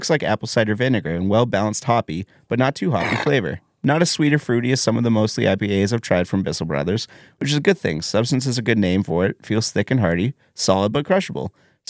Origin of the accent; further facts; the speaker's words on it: Saratoga Springs, New York, United States; I'm from Saratoga Springs.